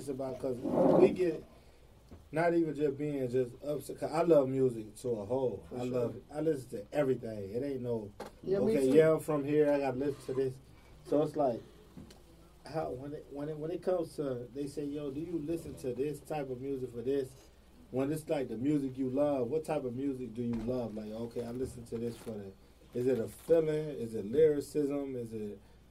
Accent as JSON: {"language": "English", "town": "Atlanta", "region": "Georgia", "country": "United States", "said": "Okay, I'm from Atlanta alone."}